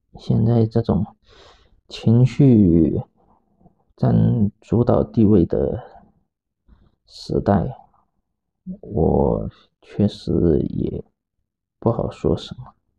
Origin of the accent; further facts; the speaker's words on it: Guangdong, China; 本身就是从外省过来的，然后我是在广东长大，出生长大的